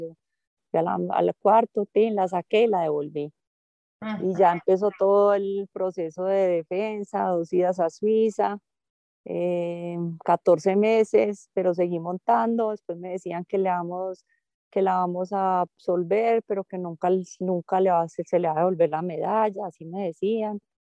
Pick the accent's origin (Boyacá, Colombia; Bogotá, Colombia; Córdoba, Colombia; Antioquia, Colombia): Antioquia, Colombia; soy paisa y ¿qué más puedo pedir? ser antioqueña es el mayor orgullo para mí